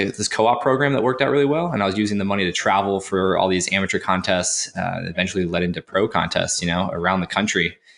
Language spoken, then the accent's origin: English; Cape Cod, Massachusetts, United States; now in Raleigh, United States; So I grew up on Cape Cod, Massachusetts